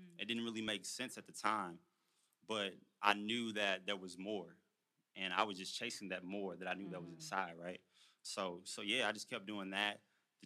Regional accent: Houston, Texas, United States; moved away as an adult; also born or lived in Louisiana; now in Los Angeles, United States; I'm a country boy. I'm from Houston, Texas. Family from Louisiana.

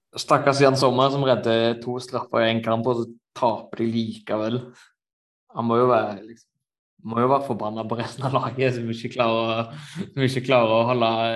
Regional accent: Norway; moved away as an adult; now in Germany; Jeg var hjemme i Norge nå over jul og nyttår

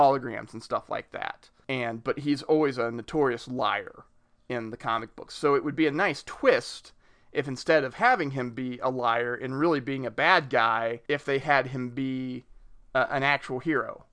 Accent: Richmond, Indiana, United States; I grew up near Richmond, Indiana.

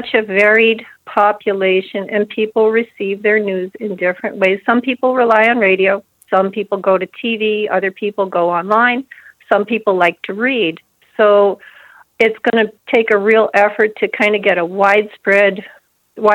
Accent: New Jersey, United States; moved away as an adult; now in Houghton, United States; I grew up in the New Jersey area

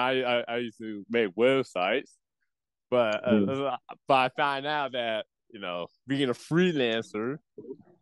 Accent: United States; My blood is just half Belizean, though. But no, I'm a full blown American because I was born here

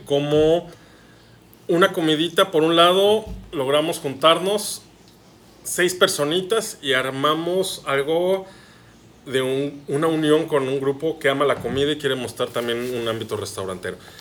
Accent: Mexico City, Mexico; moved away as an adult; now in Hermosillo, Mexico; Yo que soy chilango, yo que vengo de la Ciudad de México, ya tengo casi ocho años viviendo aquí en Hermosillo

